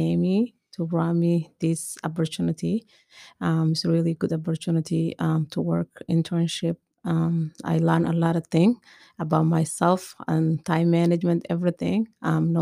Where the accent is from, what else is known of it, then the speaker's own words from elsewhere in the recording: Ethiopia; moved away as an adult; now in United States; I'm from Ethiopia. I came to the United States 10 years ago.